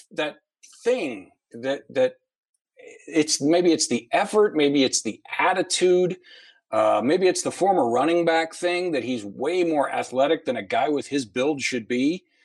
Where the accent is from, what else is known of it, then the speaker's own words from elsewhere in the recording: Ohio, United States; I I grew up in Ohio.